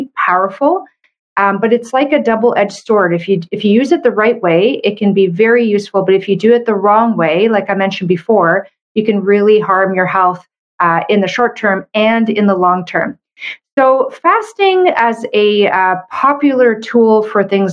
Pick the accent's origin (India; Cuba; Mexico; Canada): Canada; I'm a Canadian medical doctor